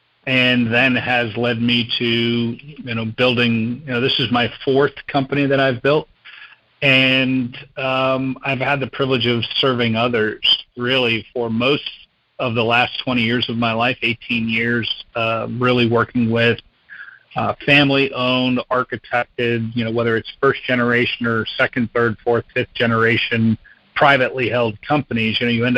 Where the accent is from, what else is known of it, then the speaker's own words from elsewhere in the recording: New Jersey, United States; also born or lived in Indiana / Kentucky / Wisconsin / Texas; I was born in Indiana, moved to Kentucky, Wisconsin, Texas, Brazil, South America, and then New Jersey was junior high and high school. So, you know, corporate brat, not military brat.